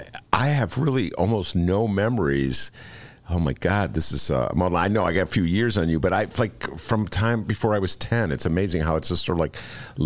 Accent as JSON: {"language": "English", "town": "Evanston", "region": "Illinois", "country": "United States", "tie": "born or raised there", "also_born_or_lived": "Rhode Island", "moved": "yes", "said": "life began for me when I moved to Evanston. And for some reason, Evanston, that's always tell people, Evanston's my hometown. Even though I haven't lived there in years, but I still think of it as my hometown."}